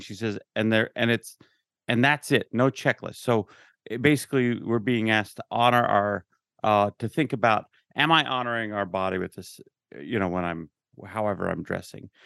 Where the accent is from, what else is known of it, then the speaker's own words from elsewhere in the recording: Utah, United States; I grew up in Utah